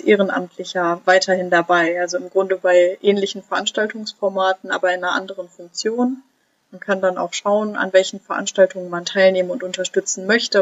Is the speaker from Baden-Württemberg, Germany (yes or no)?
no; near Cologne, North Rhine-Westphalia, Germany; moved away as an adult; now in Rostock, Germany; Ich komme nämlich eigentlich aus der Nähe von Köln